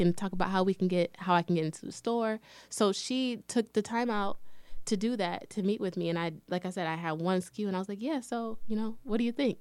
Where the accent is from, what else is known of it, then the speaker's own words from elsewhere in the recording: Lansing, Michigan, United States; also born or lived in Detroit, Michigan; I was actually born and raised in Lansing, Michigan